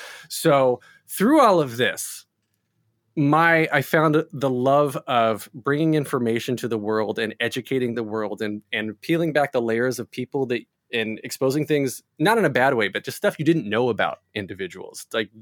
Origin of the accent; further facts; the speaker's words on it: North Carolina, United States; So I grew up in North Carolina, was always doing chorus, singing, acting, dancing as much as I could.